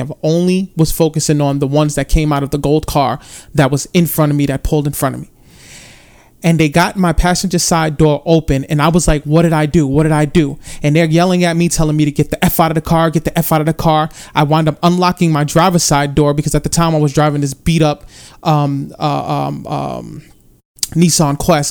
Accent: New York City, New York, United States; I grew up in the South Bronx

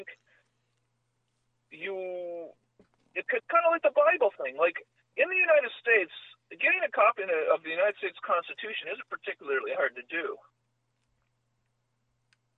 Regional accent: Canada; I'm a Canadian

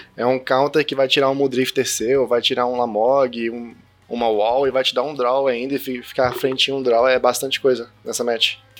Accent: Brasília, Federal District, Brazil; sou de Brasília

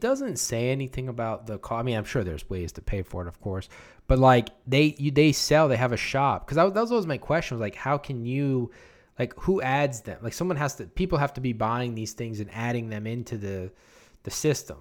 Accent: New Orleans, Louisiana, United States; I was from New Orleans

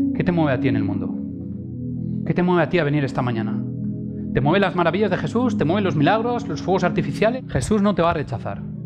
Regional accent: Valencian Community, Spain; mi pueblo en Valencia

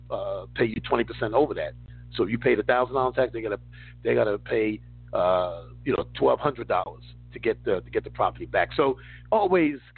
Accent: New York City, New York, United States; moved away; I grew up in New York City.

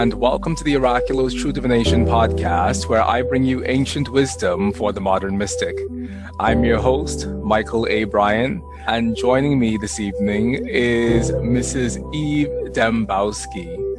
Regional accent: Bahamas; accent: Bahamian Jamaican; people don't believe me when I say that I'm from the Bahamas because they expect for me to have an accent that's quite different from the one that I have.

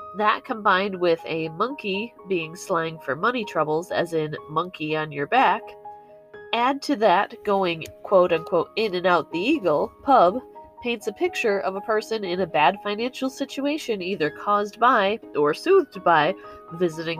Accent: United States; As an American, this is much closer to the version I grew up

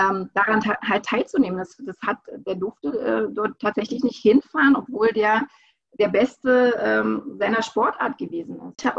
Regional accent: Berlin, Germany; ich bin da geboren, ich bin in Ostberlin geboren und ich habe ähm, na, eigentlich äh, eine sehr, sehr schöne Kindheit gehabt.

